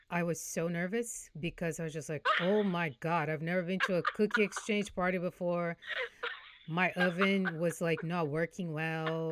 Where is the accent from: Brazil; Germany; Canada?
Brazil; now in Houston, United States; I'm from Brazil, I'm Brazilian